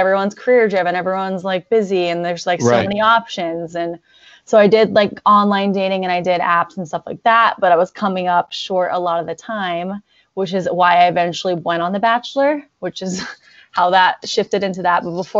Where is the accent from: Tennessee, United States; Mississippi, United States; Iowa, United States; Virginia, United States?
Virginia, United States; Virginia Beach; moved away; born and raised in Virginia Beach, Virginia.